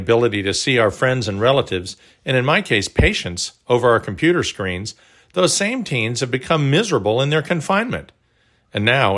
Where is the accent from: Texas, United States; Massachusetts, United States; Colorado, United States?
Texas, United States; also born or lived in Oklahoma; When I was growing up in Texas and Oklahoma